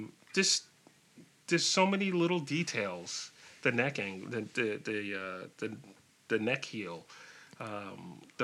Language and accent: English; New York City, New York, United States; moved away; I'm from New York originally, Brooklyn and Queens, Far Rockaway, okay. Queens